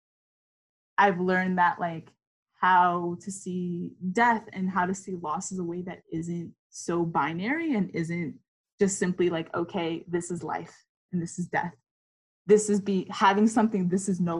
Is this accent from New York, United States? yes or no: yes; New York City, New York, United States; growing up in New York City and being born and raised in Queens, New York